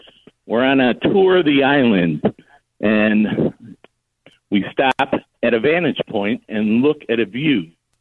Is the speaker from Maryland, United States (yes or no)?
no; Homewood, Illinois, United States; now in Seattle, United States; But I am from Homewood, Illinois, home of Aurelio's Pizza.